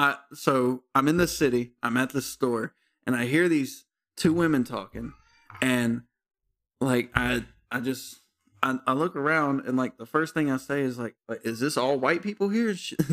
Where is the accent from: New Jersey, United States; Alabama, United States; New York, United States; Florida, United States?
Alabama, United States; Bessemer; I'm from Bessemer.